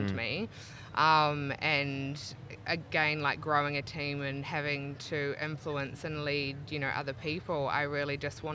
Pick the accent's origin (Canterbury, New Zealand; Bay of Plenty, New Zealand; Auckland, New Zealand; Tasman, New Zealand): Auckland, New Zealand; moved away as an adult; now in Brisbane, Australia; Originally from Auckland, New Zealand, and moved to Brisbane about 9 years ago